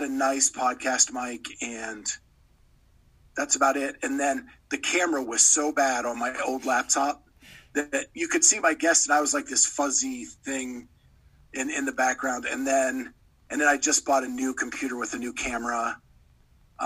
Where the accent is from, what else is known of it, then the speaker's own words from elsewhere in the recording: Pennsylvania, United States; I grew up in Pennsylvania